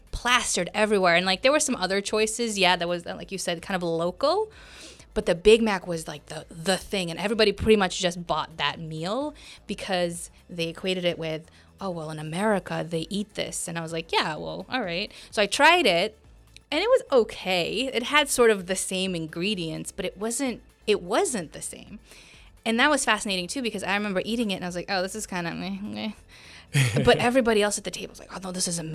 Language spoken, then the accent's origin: English; Romania; now in United States; when I was in Romania